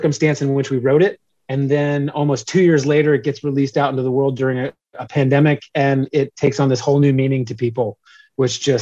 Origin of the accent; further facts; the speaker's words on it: Atlanta, Georgia, United States; now in Nashville, United States; I originally grew up in Atlanta, Georgia, but I've been here in Nashville, Tennessee for a long time